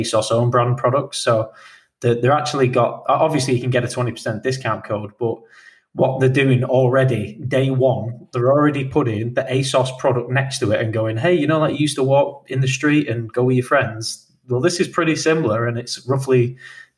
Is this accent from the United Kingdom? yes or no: yes; United Kingdom; we are British